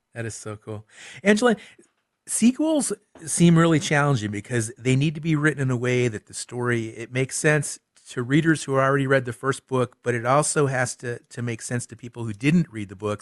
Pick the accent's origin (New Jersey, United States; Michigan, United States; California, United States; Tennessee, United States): Michigan, United States; somebody that spent a lot of time growing up in Michigan